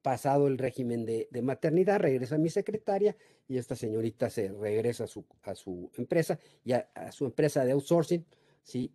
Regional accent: Mexico; los mexicanos somos muy ingeniosos

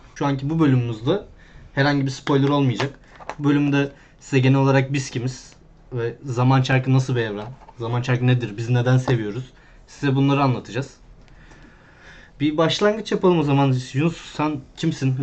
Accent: Bursa, Turkey; ben Bursa'daydım

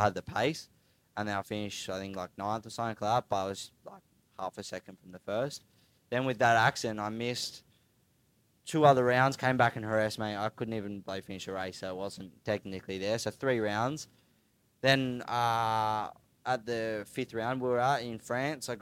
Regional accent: Queensland, Australia; moved away as an adult; also born or lived in Darwin, Northern Territory; I was born in Queensland, grew up racing like flat track and dirt track with Husqvarna

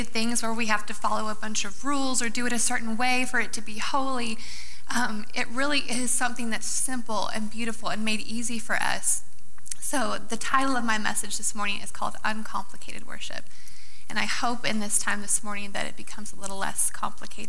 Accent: Iowa, United States; moved away; I actually grew up in Iowa

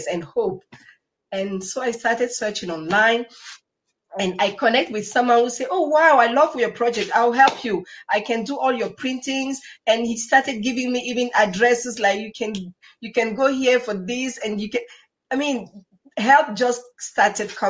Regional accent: Cameroon; English is a second language; moved away as an adult; now in Switzerland; I love my life here in Cameroon because I'm originally from Cameroon.

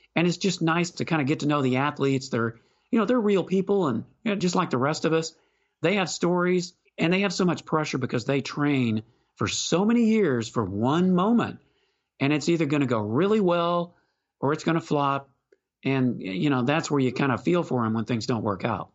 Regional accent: Houston, Texas, United States; growing up in Houston, watching and listening to Ron Franklin

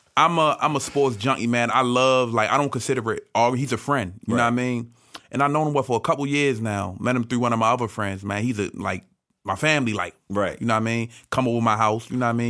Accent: Baltimore, Maryland, United States; I'm from Baltimore. I'm a Baltimore Ravens fan

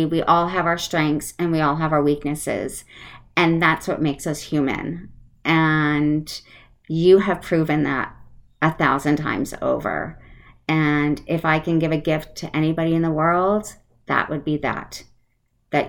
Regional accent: Connecticut, United States; moved away; I grew up on the East Coast in Connecticut, so I am an East Coaster, and sometimes you hear my accent come out.

